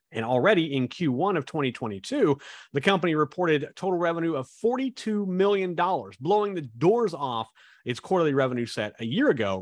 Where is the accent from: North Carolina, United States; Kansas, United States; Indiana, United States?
Kansas, United States; I grew up in Kansas